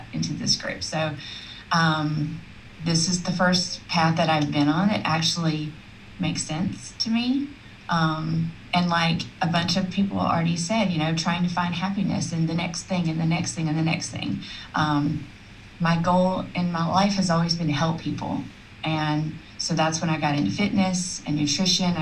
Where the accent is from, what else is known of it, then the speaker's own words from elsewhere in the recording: South Alabama, United States; where I grew up in South Alabama